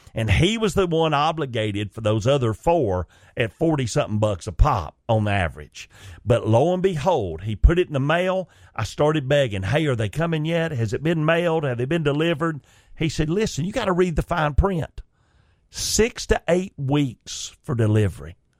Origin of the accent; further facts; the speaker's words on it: Chickamauga, Georgia, United States; my hometown where I was born and raised, Chickamauga, Georgia slash Rock Spring